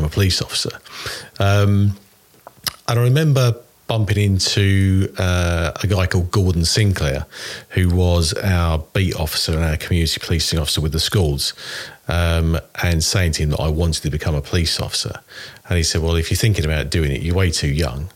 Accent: Hadleigh, East of England, United Kingdom; also born or lived in Rochford / Benfleet; So I was born in Rochford back in 1971, and then for the first 8 years lived in Hadley, Essex, as opposed to Hadley in Suffolk, and then moved to Benfleet

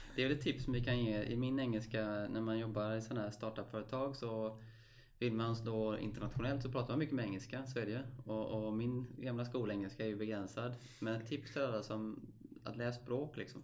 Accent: Stenungsund, Västra Götaland, Sweden; Jag är uppväxt i Stenungsund

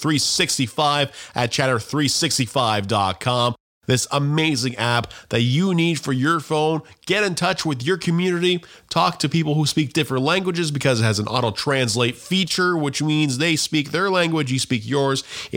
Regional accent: Canada; We're Canadian born.

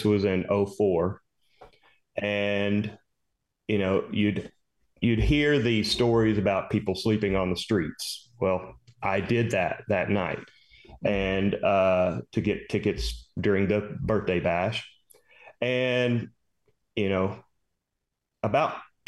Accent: Dallas, Texas, United States; I'm from Dallas

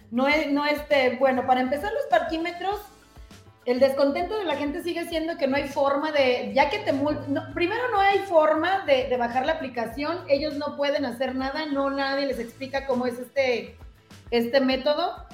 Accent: Tonalá, Jalisco, Mexico; que soy residente de Tonalá.

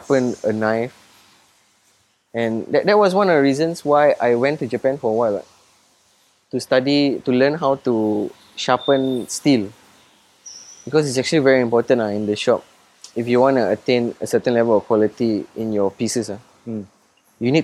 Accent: Singapore; I'm still Singaporean

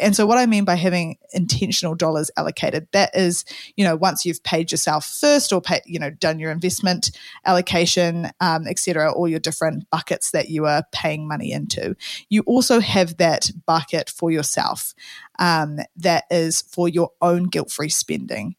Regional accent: New Zealand; Kiwi Saver as we have in New Zealand

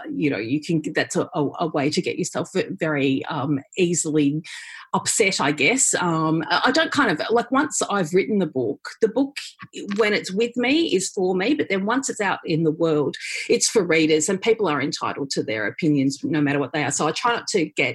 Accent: Melbourne, Victoria, Australia; I grew up in Melbourne's western suburbs

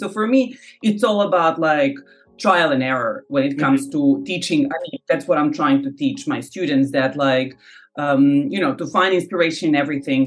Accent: Novi Sad, Vojvodina, Serbia; now in Paris, France; my hometown of Novi Sad.

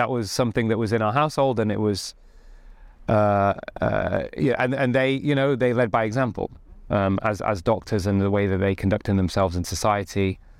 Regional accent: Stalybridge, North West England, United Kingdom; so I grew up in Greater Manchester in a town called Stalybridge.

